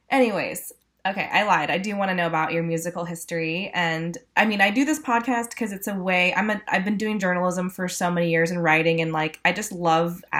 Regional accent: California, United States; I'm from California

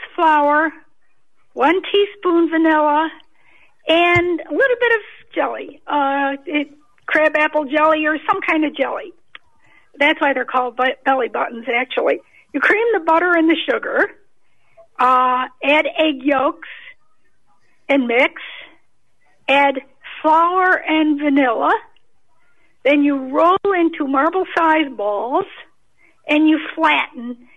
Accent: Waynesville, North Carolina, United States; I'm from Waynesville, North Carolina.

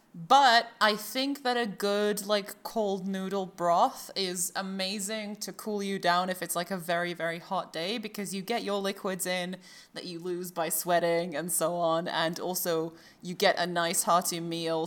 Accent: Croatia; I'm from Croatia

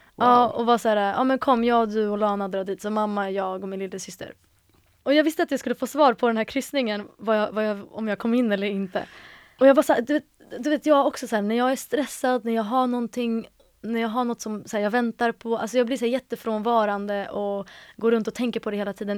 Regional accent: Stockholm, Stockholm County, Sweden; Jag är uppvuxen i Stockholm, i eh, mellan, eller i Hjulsta första halvan av mitt liv och sen resten av mitt liv är jag uppvuxen i Akalla.

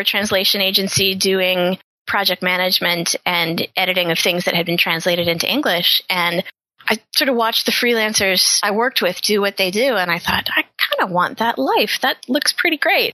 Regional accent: Pittsburgh, Pennsylvania, United States; moved away as an adult; also born or lived in New York; now in Philadelphia, United States; I'm originally from Pittsburgh. I'm a freelance writer and editor. So, you know, I grew up in a working class suburb

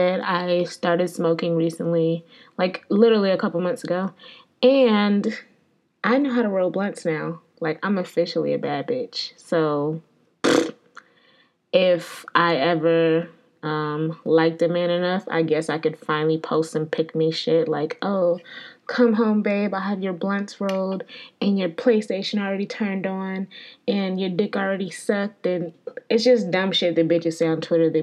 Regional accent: Connecticut, United States; now in Atlanta, United States; I grew up in Connecticut.

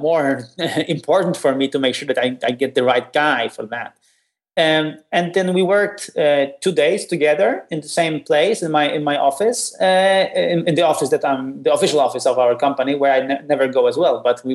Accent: Poland; I'm from Poland

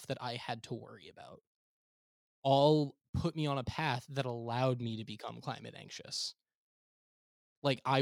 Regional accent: South Shore of Long Island, New York, United States; I grew up in the South Shore of Long Island

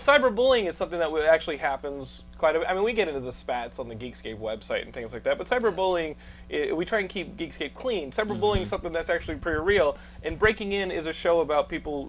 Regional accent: Texas, United States; accent: Texan; My wife makes fun of me because I say the things with like my Texan accent.

